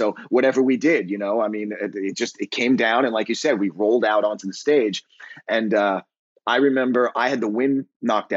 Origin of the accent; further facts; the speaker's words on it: New York City, New York, United States; also born or lived in Long Island; I grew up in New York, in New York City and on Long Island